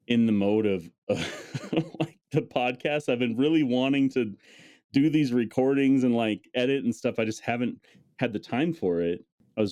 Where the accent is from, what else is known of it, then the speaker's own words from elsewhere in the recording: North Dakota, United States; I grew up in North Dakota.